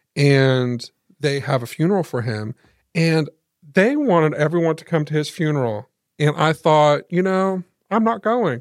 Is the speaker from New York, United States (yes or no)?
no; Muncie, Indiana, United States; also born or lived in Selma; we lived in Muncie